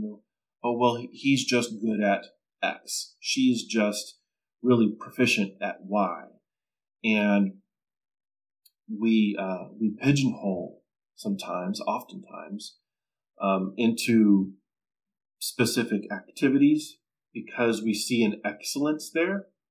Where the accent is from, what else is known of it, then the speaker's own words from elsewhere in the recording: Southern California, United States; growing up in Southern California